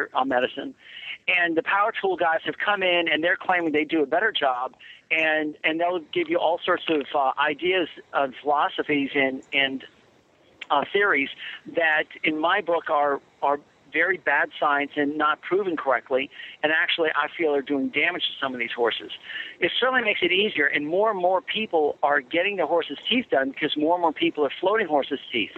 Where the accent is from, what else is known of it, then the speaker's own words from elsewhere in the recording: Chappaqua, New York, United States; moved away; the town that I went to, that I lived in my first 18 years of life. So everybody knows Reader's Digest from Chappaqua, New York